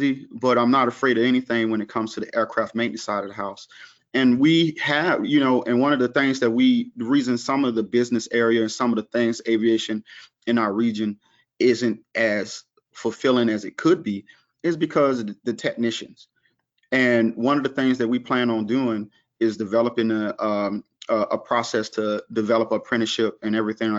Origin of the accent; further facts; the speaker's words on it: the South, United States; I'm from the South, so we provide a Southern hospitality type atmosphere